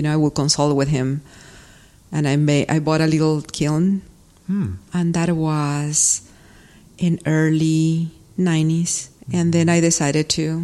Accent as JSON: {"language": "English", "country": "Peru", "tie": "born or raised there", "moved": "yes", "said": "growing up in Peru, I was around people that make some clay work"}